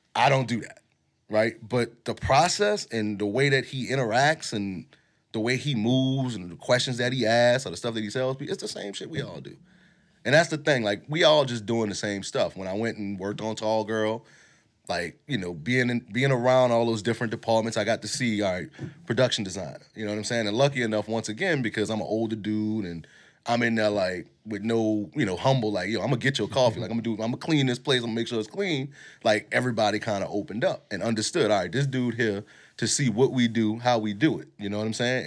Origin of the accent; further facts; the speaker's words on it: New Orleans, Louisiana, United States; us growing up in New Orleans